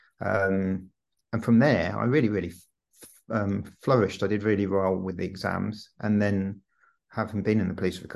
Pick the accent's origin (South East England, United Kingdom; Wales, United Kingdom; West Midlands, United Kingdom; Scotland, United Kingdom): West Midlands, United Kingdom; Stratford-upon-Avon; moved away as an adult; also born or lived in London; I was brought up in Stratford-upon-Avon